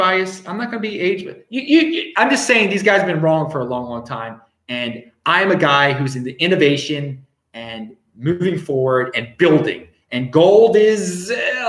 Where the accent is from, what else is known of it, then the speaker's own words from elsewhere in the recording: Baltimore, Maryland, United States; moved away; I am from Baltimore, Maryland, originally